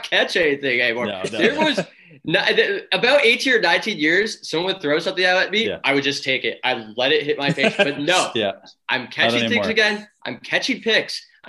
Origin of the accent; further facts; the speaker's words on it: Kitchener, Ontario, Canada; moved away as an adult; now in Toronto, Canada; I'm originally from Kitchener-Waterloo, Ontario